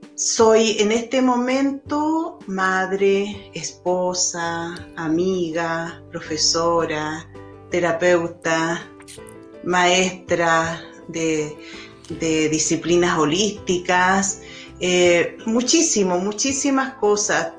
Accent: Chile; also born or lived in Europe; con mi esposo nos fuimos de Chile, nos fuimos a Europa, estuvimos tres años trabajando, viajando. Eh, y luego de ese tiempo volvimos a Chile

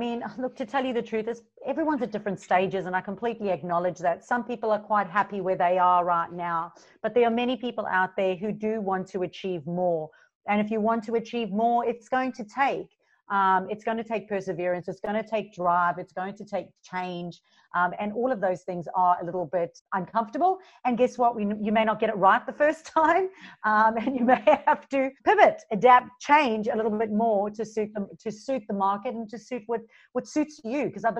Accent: South Africa; moved away as an adult; now in Gold Coast, Australia; And you'll hear a mixture of my accent because I am originally from South Africa. So I moved from South Africa 11 years ago to the Gold Coast and didn't know anybody.

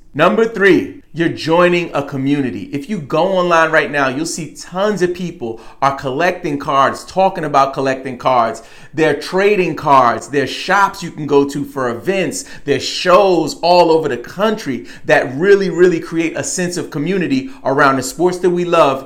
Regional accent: New York, United States; I grew up in New York

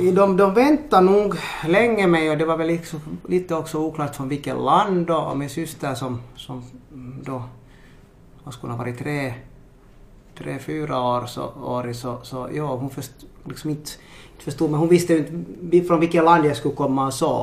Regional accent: Helsinki, Uusimaa, Finland; first language Swedish; also born or lived in Ethiopia; uppvuxen i Marudi som är östra Helsingfors

